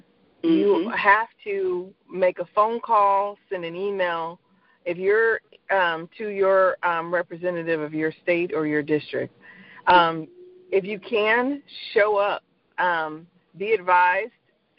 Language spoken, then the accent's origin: English; Fayetteville, North Carolina, United States; So first and foremost, I'm an Army brat. I grew up in and around Army bases, and my dad served 35 years in the U.S. Army, Green Beret. So when you grow up in a town that is surrounded by a base such as Fayetteville, North Carolina